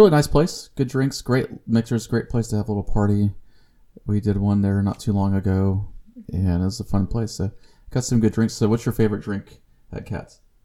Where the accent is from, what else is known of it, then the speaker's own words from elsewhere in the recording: Corpus Christi, Texas, United States; CC is Corpus Christi, that's my hometown